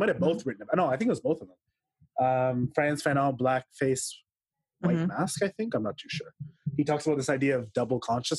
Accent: Toronto, Ontario, Canada; born or raised there

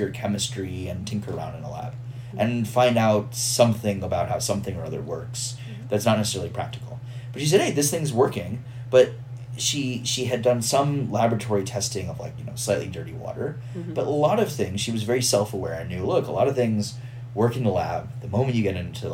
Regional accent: Houston, Texas, United States; I'm from Houston

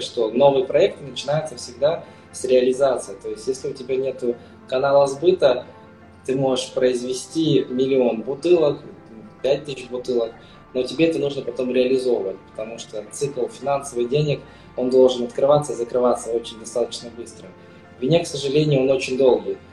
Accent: Kazakhstan; moved away as an adult; now in Spain; я сам родом из Казахстана. Сейчас, на данный момент, я уже 10 лет, более 10 лет проживаю в Испании

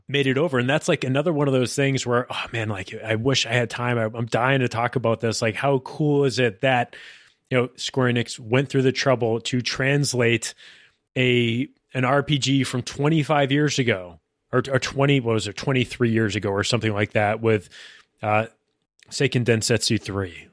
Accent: Massachusetts, United States; born or raised there

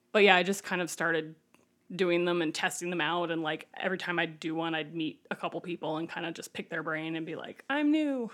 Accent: Ohio, United States; moved away as an adult; now in Chicago, United States; I moved here 'cause I'm from Ohio

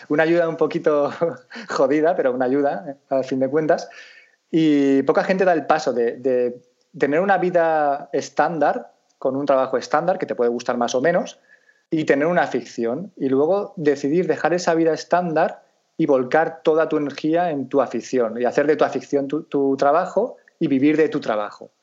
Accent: Valencian Community, Spain

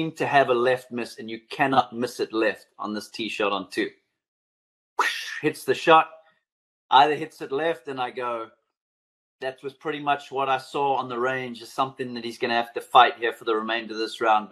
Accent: South Africa; growing up in South Africa and watching the Masters on TV

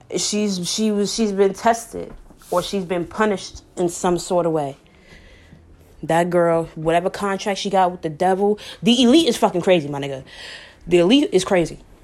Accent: New York City, New York, United States; I'm from New York, home of the Apollo, home of the Apollo Theater

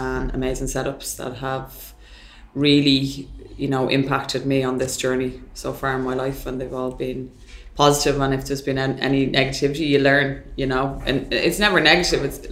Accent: Ireland; as an Irish culture from being raised in more the old school environment

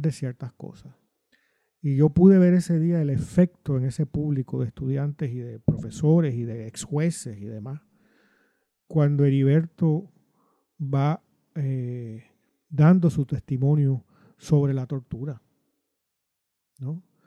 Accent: Puerto Rico; yo como puertorriqueño, nací criado en los años 60, que fue a la escuela superior en los 70

